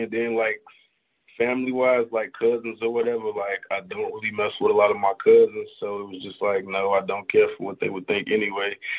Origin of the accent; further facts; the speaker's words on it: Chicago, Illinois, United States; Chicago, the rack, home of the Windy City Pizza